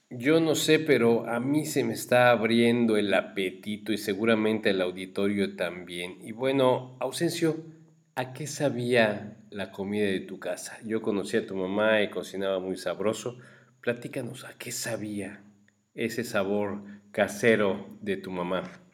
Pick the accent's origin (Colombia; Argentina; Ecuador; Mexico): Mexico; nosotros los mexicanos